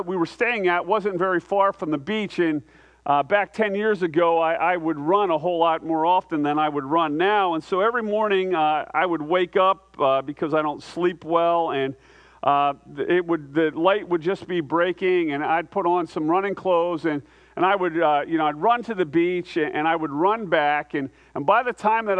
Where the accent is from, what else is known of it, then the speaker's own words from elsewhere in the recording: United States; I'm an American